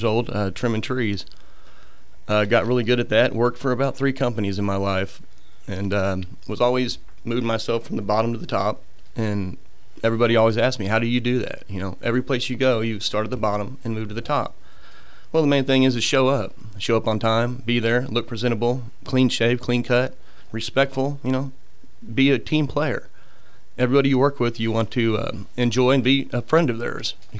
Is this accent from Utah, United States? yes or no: no; Kansas City, Missouri, United States; moved away as an adult; now in Gulf Shores, United States; Born and raised in Kansas City, Missouri